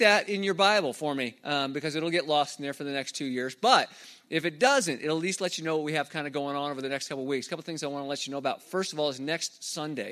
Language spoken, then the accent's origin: English; Arizona, United States; moved away; I grew up in Arizona